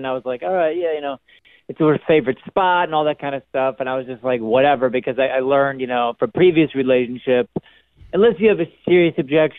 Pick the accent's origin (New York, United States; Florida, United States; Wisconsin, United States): New York, United States; Buffalo; moved away as an adult; I'm from Buffalo. I just moved here.